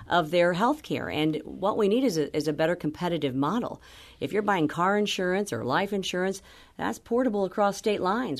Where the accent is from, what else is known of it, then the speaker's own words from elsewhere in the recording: Missouri, United States; my hometown